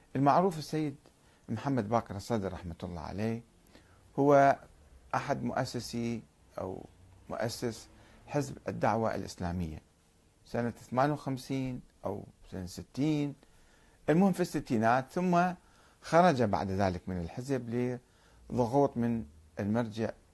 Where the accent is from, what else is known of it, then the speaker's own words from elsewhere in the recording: Iraq; moved away; also born or lived in Karbala / Kuwait; رأينا كعراقيين